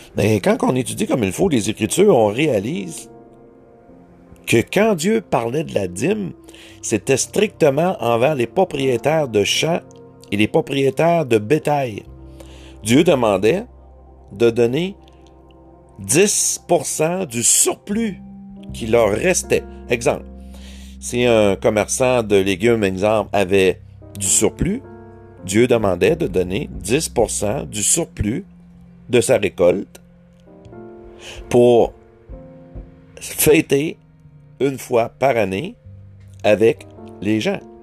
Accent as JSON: {"language": "French", "region": "Quebec", "country": "Canada", "accent": "Québécois", "said": "mon accent"}